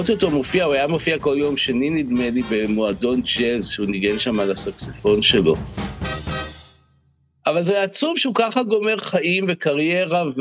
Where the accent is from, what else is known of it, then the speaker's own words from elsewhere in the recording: Central District, Israel; גדלתי במושב בעמק חפר בשנות ה-60, אז נחשפתי לוודי אלן בשנות ה-70.